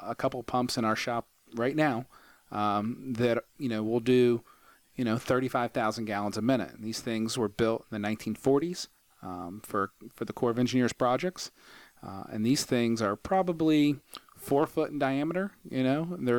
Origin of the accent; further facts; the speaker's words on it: Huntington, West Virginia, United States; also born or lived in Purdue University, Indiana; I'm from Huntington, but I got my undergrad at Purdue University